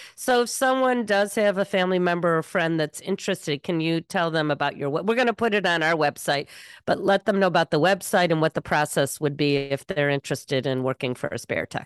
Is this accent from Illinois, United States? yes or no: yes; Evanston, Illinois, United States; my hometown, Evanston